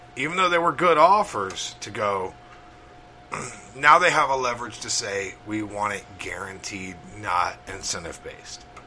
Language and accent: English; Crawford, Alabama, United States; my hometown, Crawford, Alabama